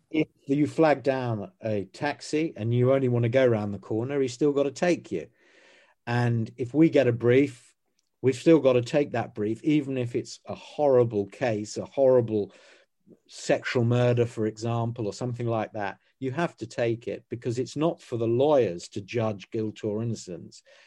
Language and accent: English; United Kingdom; as British people on this island